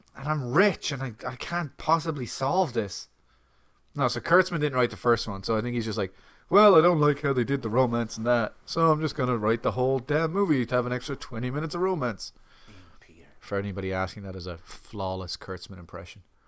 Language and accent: English; Ireland; as an Irishman